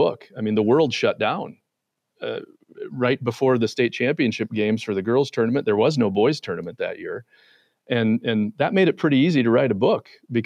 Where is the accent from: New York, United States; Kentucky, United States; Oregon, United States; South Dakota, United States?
South Dakota, United States; Mitchell; now in Minnesota, United States; I grew up in Mitchell, South Dakota, home of the world's only corn palace.